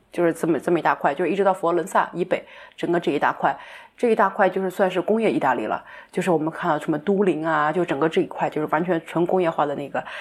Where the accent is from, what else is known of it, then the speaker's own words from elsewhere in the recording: China; moved away as an adult; also born or lived in Germany; 我们中国人